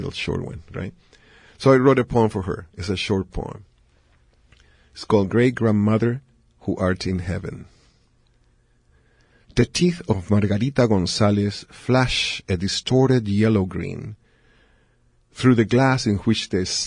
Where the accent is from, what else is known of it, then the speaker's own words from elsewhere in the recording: Chile; in Chile, people don't think I'm from Chile